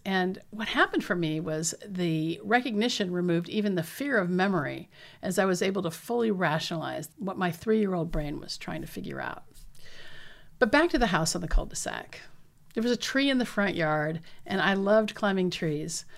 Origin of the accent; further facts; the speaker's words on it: southeastern Washington State, United States; As late as nineteen forty-three, my hometown still had only two hundred forty-seven residents